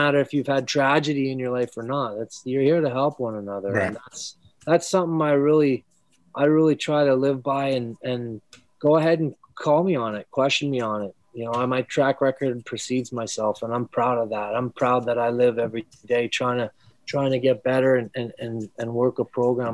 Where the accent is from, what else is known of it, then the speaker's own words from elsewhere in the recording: Redwater, Alberta, Canada; now in Philadelphia, United States; 942 is the area code in my hometown.